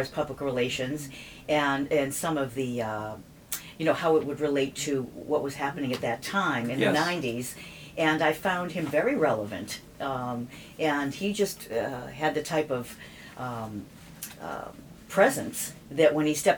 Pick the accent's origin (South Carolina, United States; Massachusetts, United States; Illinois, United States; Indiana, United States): Massachusetts, United States; Waltham; around our area where I grew up in Waltham